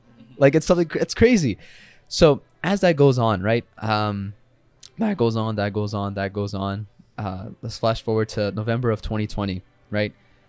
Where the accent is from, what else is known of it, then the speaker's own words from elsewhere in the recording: Pakistan; I made cool videos, like, you know, about being Pakistani, some very stereotypical videos